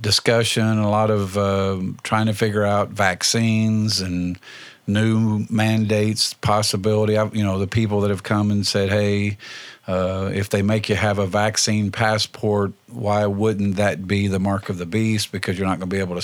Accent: Indiana, United States; now in Lawrence County, Ohio, United States; Indiana, my home state

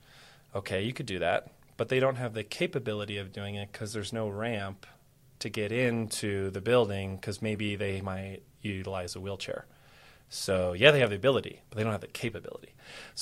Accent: Texas, United States; I'm Texan

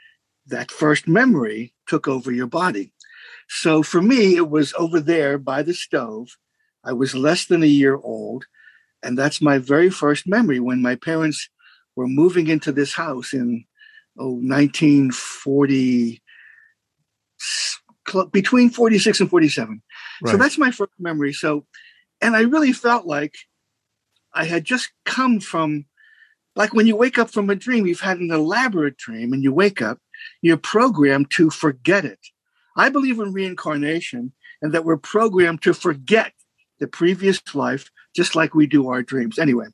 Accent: Pittsburgh, Pennsylvania, United States; Pittsburgh, Pennsylvania. And I'm still in the house I was born and raised in, this house.

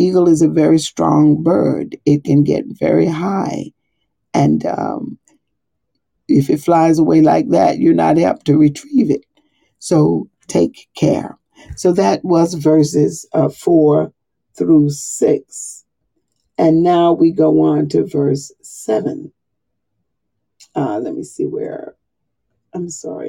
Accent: the South, United States; moved away as an adult; now in Monmouth County, United States; I'm from the South

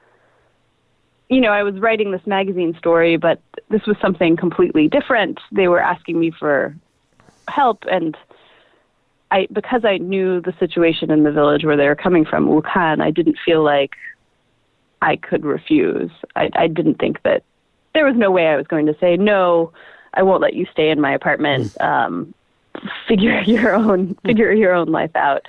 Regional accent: United States; moved away as an adult; also born or lived in Shanghai, China; going to Shanghai as an American

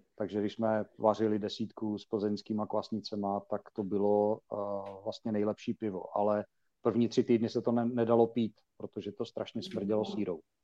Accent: Uherské Hradiště, Zlín Region, Czechia; now in Olomouc, Czechia; vyrostl na víně a na slivovici, protože pocházím z Hradiště, nebo z Jarošova konkrétně

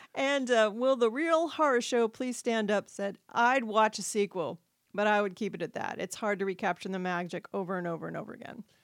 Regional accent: New England, United States; moved away; I'm originally from New England

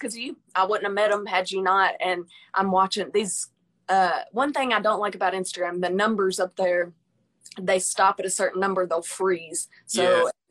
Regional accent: Pine Bluff, Arkansas, United States; I'm actually from Pine Bluff.

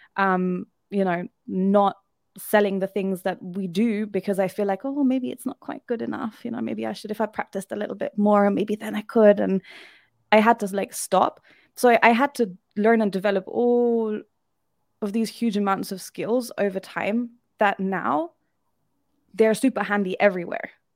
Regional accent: Germany; moved away as an adult; also born or lived in United Kingdom; now in Albania; I am from Germany.

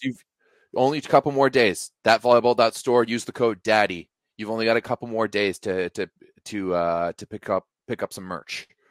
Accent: Canada; as a Canadian

